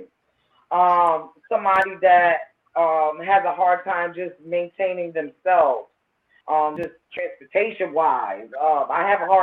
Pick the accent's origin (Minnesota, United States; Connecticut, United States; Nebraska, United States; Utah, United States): Connecticut, United States; New Haven; growing up in New Haven